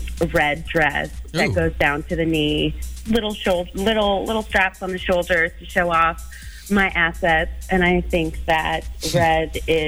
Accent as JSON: {"language": "English", "town": "Tacoma", "region": "Washington", "country": "United States", "said": "we're both from Tacoma"}